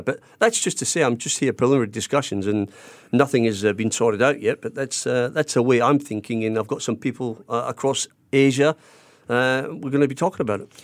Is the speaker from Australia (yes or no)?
yes; Australia; moved away as an adult; also born or lived in Scotland / Germany / Netherlands / England; I grew up in Australia